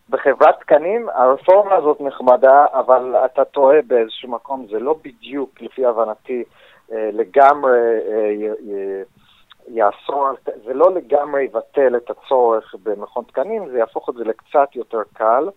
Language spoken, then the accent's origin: Hebrew; United States; now in Israel; כשגדלתי בארצות הברית